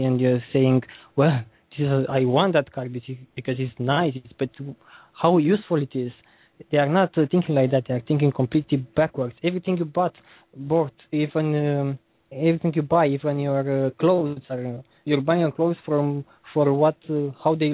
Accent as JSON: {"language": "English", "country": "Romania", "second_language": "English", "said": "I'm from Romania, I see there many people are literally struggling for eating something"}